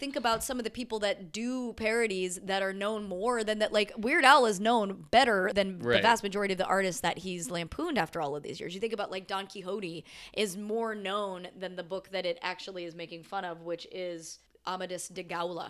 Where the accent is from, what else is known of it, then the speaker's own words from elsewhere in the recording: United States; being American, being like one of the primary contributors to the problem